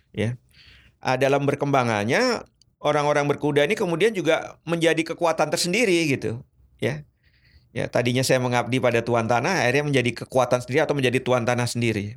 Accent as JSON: {"language": "Indonesian", "country": "Indonesia", "said": "saya dari Indonesia"}